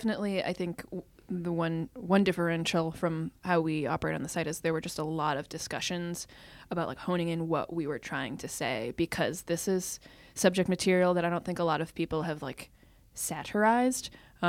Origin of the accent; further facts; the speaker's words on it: Bedford, New Hampshire, United States; I grew up in Bedford, New Hampshire.